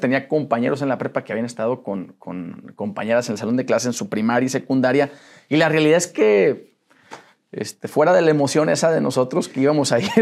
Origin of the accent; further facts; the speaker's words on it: Saltillo, Coahuila, Mexico; also born or lived in Monterrey; Soy de Saltillo. Nací ahí en Saltillo, Coahuila